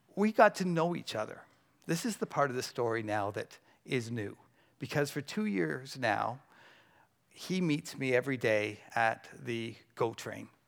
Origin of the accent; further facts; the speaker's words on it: Burlington, Ontario, Canada; I'm from Burlington